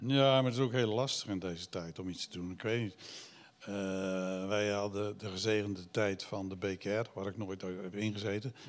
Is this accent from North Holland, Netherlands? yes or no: no; Giessendam, South Holland, Netherlands; Ik ben ooit opgegroeid in eh, het Gorkumse